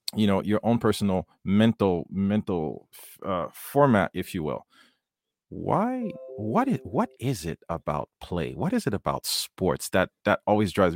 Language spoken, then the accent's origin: English; Haiti; I grew up in Haiti